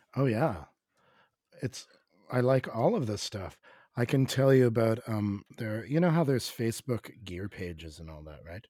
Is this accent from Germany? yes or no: no; Canada; as a Canadian, as a Canadian